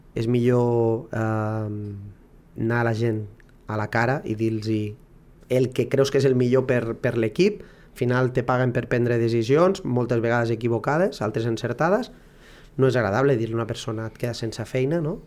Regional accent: Barcelona, Catalonia, Spain; moved away as an adult; now in Lleida, Spain; sóc de Barcelona i bueno, ja fa molt temps que, que estic per Lleida

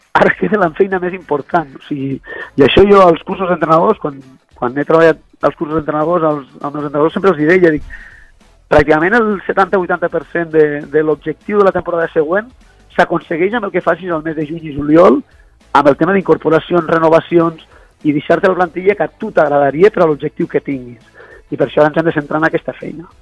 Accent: Balaguer, Catalonia, Spain; som els dos de Balaguer i ens coneixíem ja de molts anys

